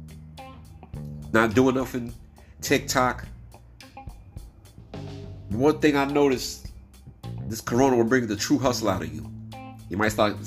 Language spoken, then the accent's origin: English; New York City, New York, United States; I'm from New York City